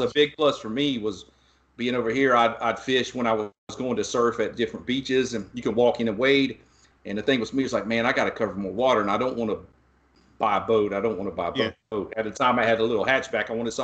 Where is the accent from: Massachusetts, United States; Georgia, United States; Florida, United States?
Georgia, United States; now in Texas, United States; back home in Georgia, where I'm originally from